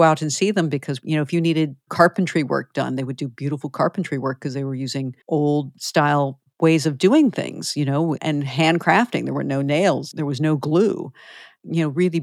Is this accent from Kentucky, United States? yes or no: no; outside of Philadelphia, Pennsylvania, United States; I grew up outside of Philadelphia